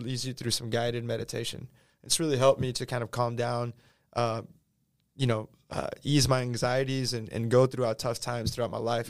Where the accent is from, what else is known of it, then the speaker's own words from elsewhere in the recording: Houston, Texas, United States; first language Spanish; English is a second language; throughout my entire life growing up in Houston